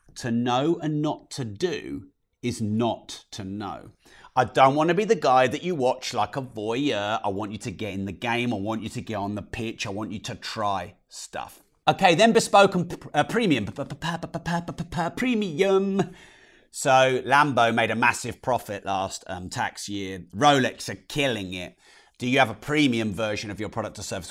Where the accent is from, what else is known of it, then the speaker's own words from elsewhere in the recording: United Kingdom; especially us British people. Oh, I'm so British